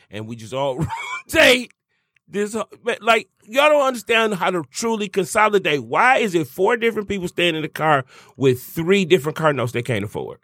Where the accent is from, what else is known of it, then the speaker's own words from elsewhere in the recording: Detroit, Michigan, United States; I'm from Detroit. You know what I'm saying? The blackest city in America